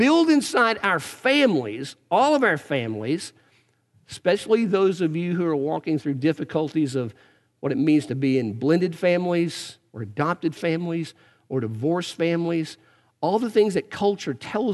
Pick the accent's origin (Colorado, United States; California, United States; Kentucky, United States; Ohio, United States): Kentucky, United States; Eastern; I grew up in Eastern Kentucky